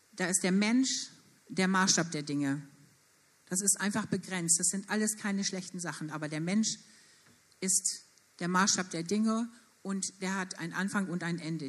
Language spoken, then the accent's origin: German; Germany; Wir als Deutsche